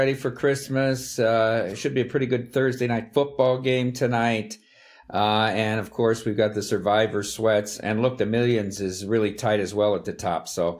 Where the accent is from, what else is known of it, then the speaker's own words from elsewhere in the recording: Dubuque, Iowa, United States; I'm from Dubuque, Iowa, graduated from Wallard High School, went to the University of Notre Dame, degree in history and English.